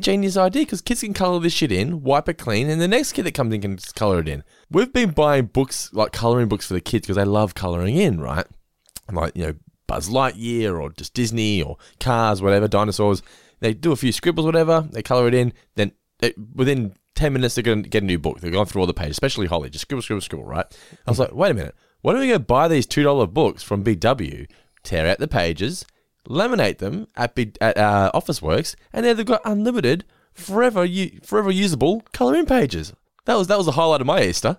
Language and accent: English; Australia; We're Aussie as it gets